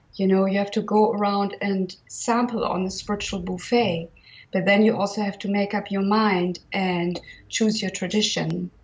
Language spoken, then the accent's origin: English; Germany; now in Provence, France; I was born in 1966 in Germany